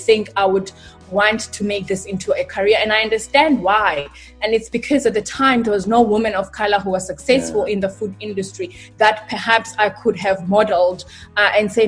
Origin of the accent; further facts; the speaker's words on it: East London, Eastern Cape, South Africa; born and raised in East London, Mtanzane